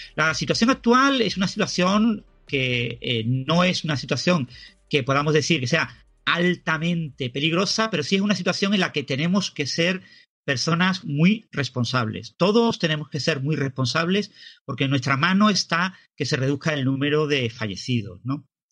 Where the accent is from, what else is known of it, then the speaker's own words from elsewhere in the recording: Spain; todos somos españoles